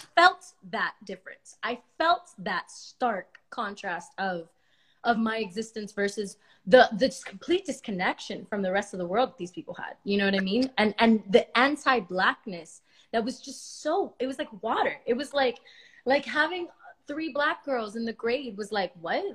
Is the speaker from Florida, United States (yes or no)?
yes; Miami, Florida, United States; I'm Cuban, but I was born in Miami.